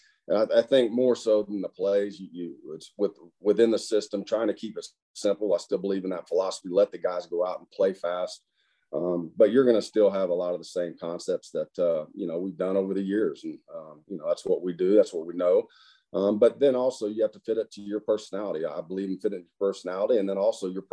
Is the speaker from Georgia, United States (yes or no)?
no; Muskogee, Oklahoma, United States; moved away; Muskogee, where my hometown was